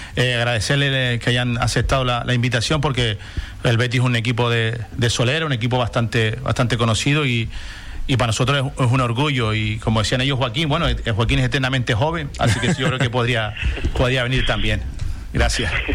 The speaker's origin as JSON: {"language": "Spanish", "town": "Corralejo", "region": "Canary Islands", "country": "Spain", "said": "yo soy de Corralejo"}